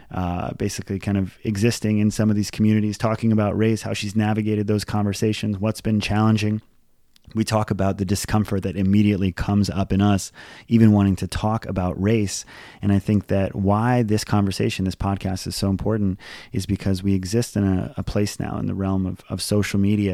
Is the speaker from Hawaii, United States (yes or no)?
yes; Hawaii, United States; And this is because I grew up in Hawaii. And when I was on our travel soccer team, it was all Hawaiians, Filipinos, and Asians.